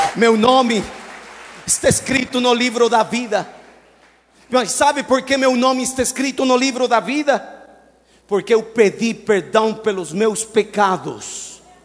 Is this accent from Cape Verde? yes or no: no; Mexico; Portuguese is a second language; now in Brazil; eu sou mexicano